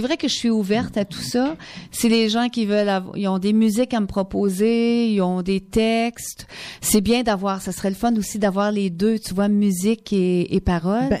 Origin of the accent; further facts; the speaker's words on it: Quebec, Canada; moved away; Chez nous, au Québec